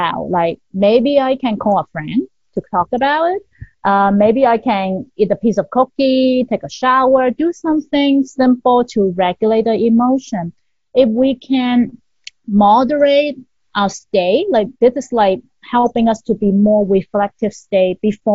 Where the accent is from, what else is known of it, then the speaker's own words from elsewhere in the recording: Hong Kong; I'm from Hong Kong